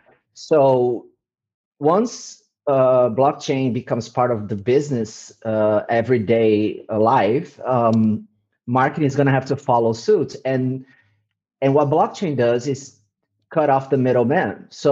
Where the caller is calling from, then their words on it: Eindhoven, North Brabant, Netherlands; I'm in Eindhoven, the south of the Netherlands, from lockdown.